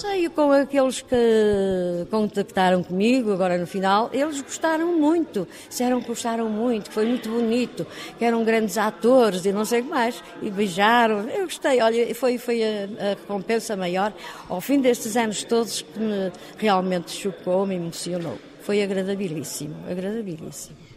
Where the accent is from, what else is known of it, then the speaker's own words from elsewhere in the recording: Porto, Norte, Portugal; eu nasci no Porto, sou do Porto